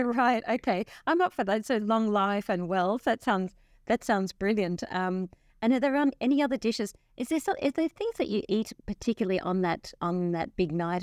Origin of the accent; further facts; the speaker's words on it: Australia; growing up in Australia in the seventies and eighties